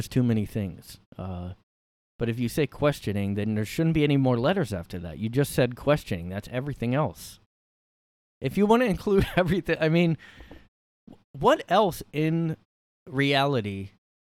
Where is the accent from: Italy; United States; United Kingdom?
United States; Bridgeton, New Jersey; I'm from South Jersey